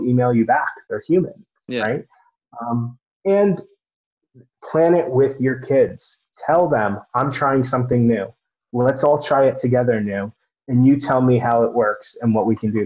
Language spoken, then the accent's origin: English; Fair Lawn, New Jersey, United States; the town I grew up in was called the Fair Lawn Cutters